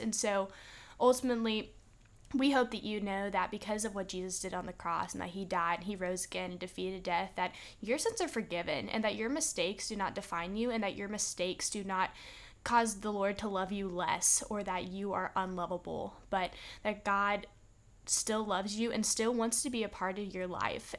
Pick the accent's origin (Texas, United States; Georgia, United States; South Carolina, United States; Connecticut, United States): Texas, United States; now in Alabama, United States; we're from Texas, too.